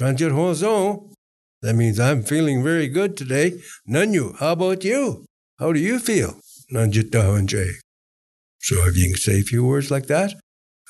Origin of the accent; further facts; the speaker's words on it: Dawson City, Yukon, Canada; first language Hän; English is a second language; also born or lived in Moosehide; I was born and raised in Dawson City. And my early formative years was in the village of Mooside, 3 miles below Dawson City.